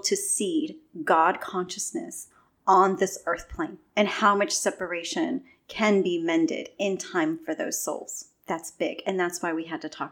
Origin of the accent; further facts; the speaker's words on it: California, United States; I'm from California, but my mom's from the Philippines